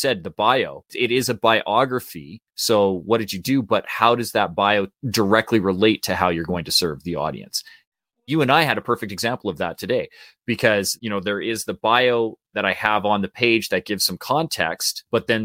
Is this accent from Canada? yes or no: yes; Canada; we're Canadian too